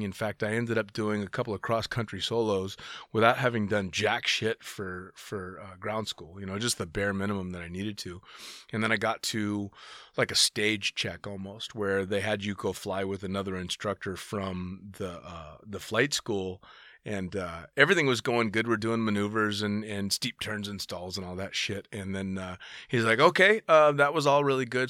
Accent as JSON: {"language": "English", "town": "Sacramento", "region": "California", "country": "United States", "tie": "born or raised there", "said": "Sacramento, my hometown"}